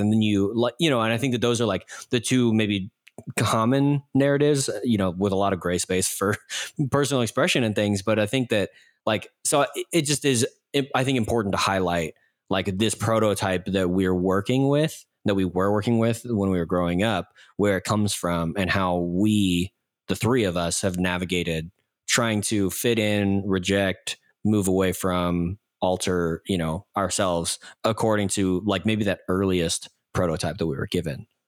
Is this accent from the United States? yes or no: yes; Texas, United States; for me growing up, it was like, well, what does it mean to be Texan?